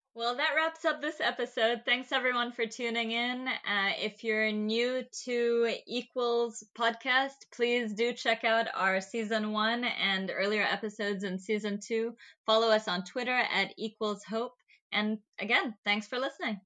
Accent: Oman; growing up in Oman, I had a very particular history taught to me

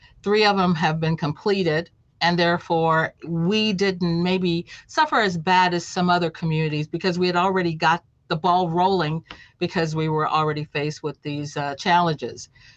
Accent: Chicago, Illinois, United States; also born or lived in Memphis, Tennessee; I was born in Memphis, Tennessee, but my family migrated to the Chicago area. So I grew up on the south side of Chicago in the 34th Ward.

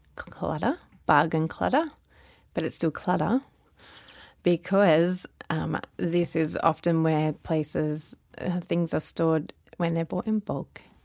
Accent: Melbourne, Victoria, Australia; now in Sydney, Australia; I live in Sydney, Australia. But I'm originally from Sydney, Australia. But I live most of my life in Melbourne, so I actually call myself Melbournian

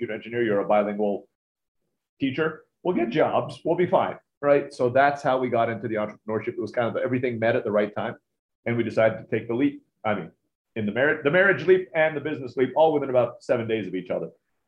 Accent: Turkey; also born or lived in Philippines; now in United States; I was born in the Philippines, grew up in Turkey.

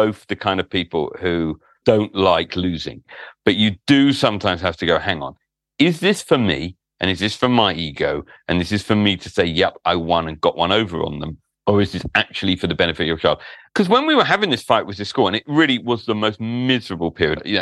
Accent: London, United Kingdom; I grew up in London, a glory-hunting Liverpool fan.

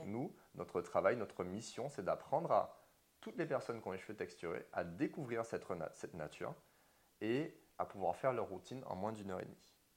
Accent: Martinique; moved away as an adult; j'ai grandi toute ma vie en Martinique jusqu'à mes 22 ans

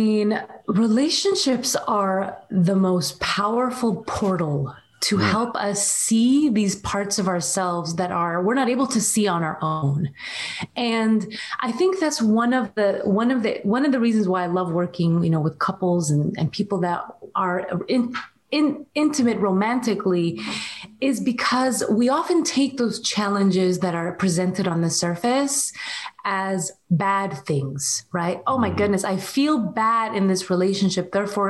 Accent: Syria; also born or lived in Saudi Arabia; That was something that was very challenging where we were growing up in Syria and in Saudi Arabia.

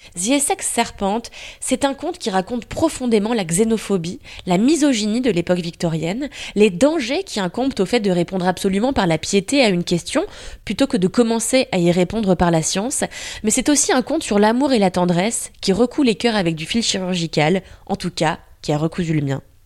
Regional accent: France; chez nous en France

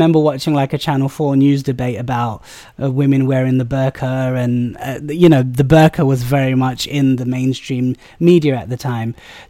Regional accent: United Kingdom; I think the best thing I say about being British South Asian is that you get to celebrate all the different sort of religions that, you know, culturally and ethnically we come from.

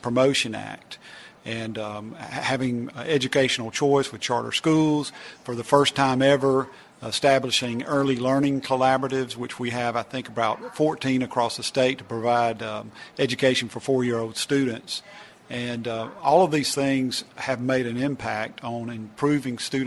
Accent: Oxford, Mississippi, United States; Oxford, my hometown

